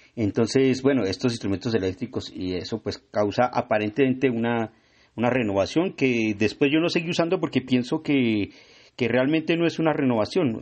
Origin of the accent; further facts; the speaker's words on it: Tunja, Boyacá, Colombia; yo soy de Tunja